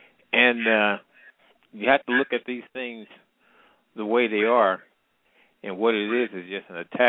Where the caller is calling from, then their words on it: Midwest, United States; I'm calling from the Midwest.